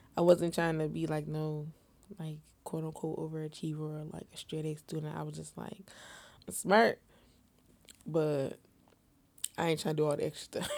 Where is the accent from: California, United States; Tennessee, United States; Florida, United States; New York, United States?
New York, United States; Syracuse; I'm located in the Syracuse area, you know, upstate New York, Central